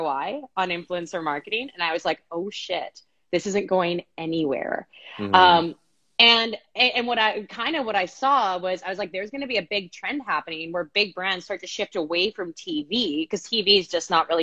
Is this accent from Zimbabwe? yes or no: no; Canada; moved away as an adult; now in Phoenix, United States; I'm Canadian